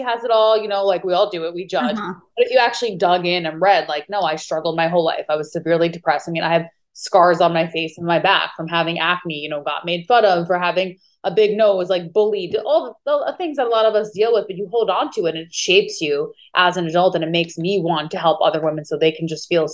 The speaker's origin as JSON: {"language": "English", "area": "Long Island", "region": "New York", "country": "United States", "also_born_or_lived": "California", "moved": "as an adult", "lives_now": "Maui, United States", "said": "I'm originally from New York, Long Island, New York"}